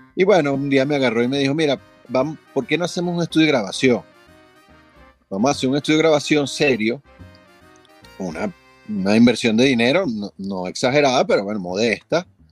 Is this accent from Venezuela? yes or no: yes; Venezuela; aquí nací, aquí me moriré, yo aquí me quedo, bueno, estoy atornillado a este país